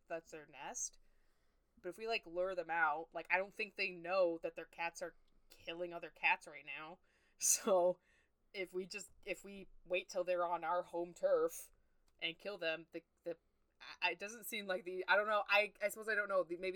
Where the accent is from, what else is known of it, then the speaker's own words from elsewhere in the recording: United States; as an American